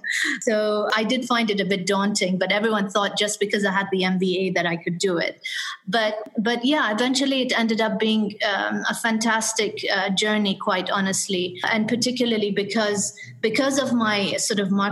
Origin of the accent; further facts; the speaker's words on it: Dubai, United Arab Emirates; also born or lived in United Kingdom / London; I was born and brought up in Dubai, and I did spend some of my time between the UAE and the UK because my father was a diplomat